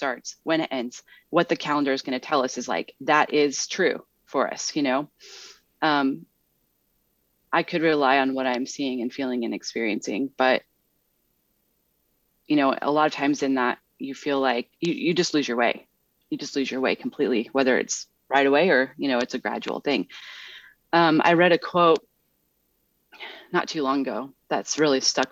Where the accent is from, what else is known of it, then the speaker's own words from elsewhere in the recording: Midwest, United States; moved away; growing up in the Midwest